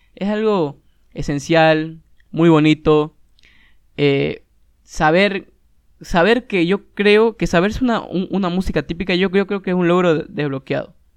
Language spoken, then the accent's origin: Spanish; Santa Cruz de la Sierra, Santa Cruz, Bolivia; de mi tierra, que es Santa Cruz, Bolivia